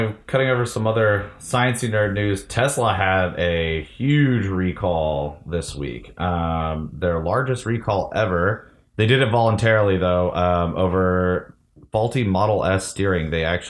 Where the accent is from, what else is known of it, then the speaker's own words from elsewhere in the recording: Detroit, Michigan, United States; Because we're all from Detroit